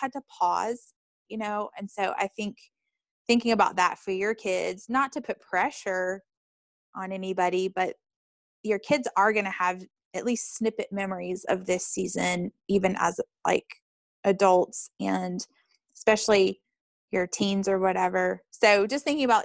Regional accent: North Carolina, United States; now in Chicago, United States; I'm from North Carolina, even though I live in Chicago

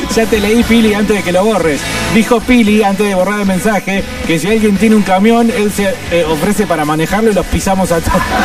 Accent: Argentina; somos muy buenos para hacer mierda todo, para romper todo, el argentino

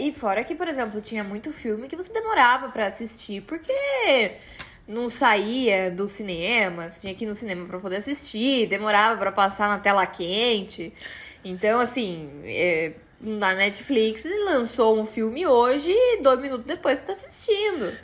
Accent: Brazil; Eu sou brasileira

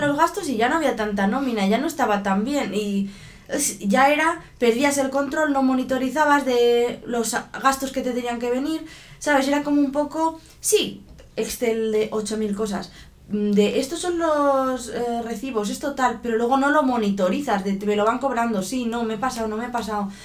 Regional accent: Spain; en España somos muy así, de dejarlo todo en casa.

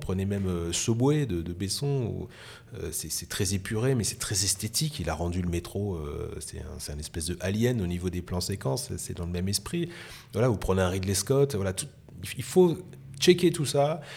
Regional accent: France; accent: French; avec mon accent euh, français, hein, parce que je parlais très mal anglais

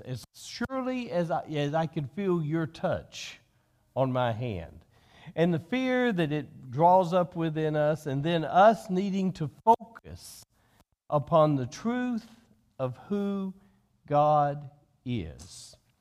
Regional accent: United States

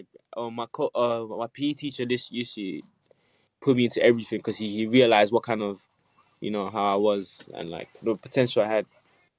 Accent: Nigeria; also born or lived in United States; I was born in Nigeria, so I grew up there for a bit, and then I moved to America, then I moved back to Nigeria, then I moved here

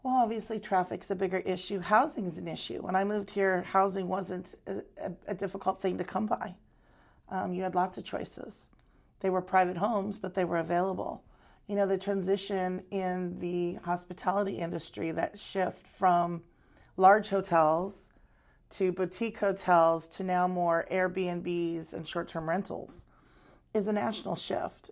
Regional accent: Arizona, United States; moved away as an adult; now in Maui, United States; I grew up on the mainland in Arizona

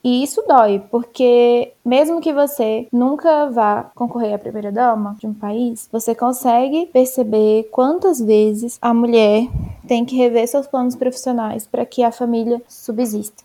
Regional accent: Brazil; nossa terra, do nosso Brasil

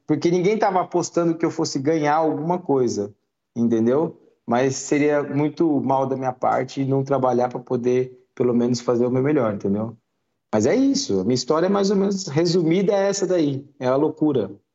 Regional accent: São Bernardo do Campo, São Paulo, Brazil; Eu sou de São Bernardo

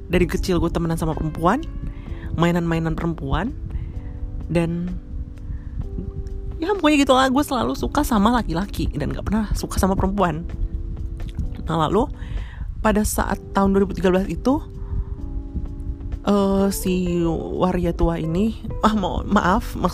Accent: North Jakarta, Jakarta, Indonesia; now in South Jakarta, Indonesia; di daerah gue uh, Jakarta Utara by the way uh, gue tinggal di Jakarta Utara tapi untuk sekarang saat ini gue udah pindah di Jakarta Selatan

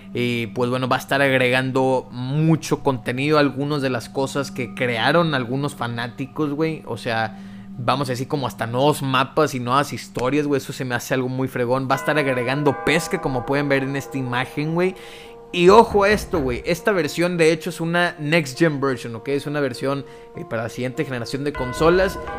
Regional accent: Mexico; soy mexicano

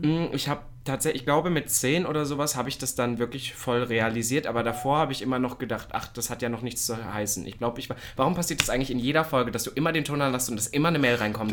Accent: the East, eastern Germany, Germany; bei uns im Osten

